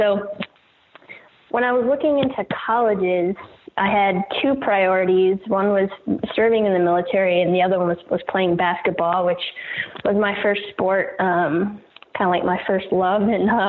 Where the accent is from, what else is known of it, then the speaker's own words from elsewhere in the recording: Virginia, United States; I'm born and raised in Virginia, in the country, and, an area of Virginia that's pretty, rich in our nation's history, military history.